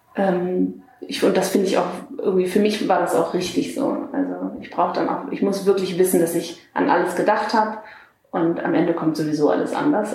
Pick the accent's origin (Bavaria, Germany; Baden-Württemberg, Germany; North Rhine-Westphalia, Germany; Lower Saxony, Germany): Lower Saxony, Germany; Lüneburg Heath; moved away as an adult; also born or lived in Hamburg; now in Berlin, Germany; ich komme aus der Lüneburger Heide